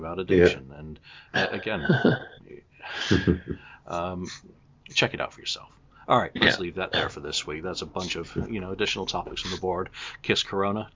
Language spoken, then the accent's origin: English; England, United Kingdom; an English guy